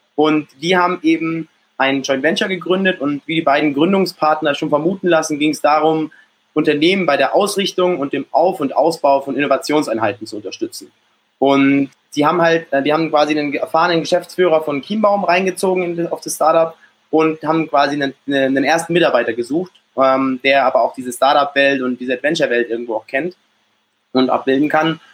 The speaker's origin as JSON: {"language": "German", "town": "Munich", "region": "Bavaria", "country": "Germany", "tie": "born or raised there", "said": "geboren in, in München und aufgewachsen auch in München, bin dann auch hier äh, zur Schule gegangen"}